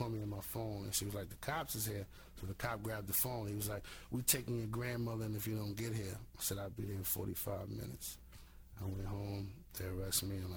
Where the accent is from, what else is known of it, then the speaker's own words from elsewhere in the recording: New York City, New York, United States; Being from Flushing